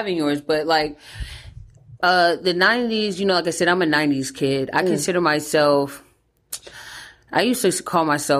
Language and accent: English; Jonesboro, Georgia, United States; So, but yeah, I'm from Jonesboro, Georgia, man.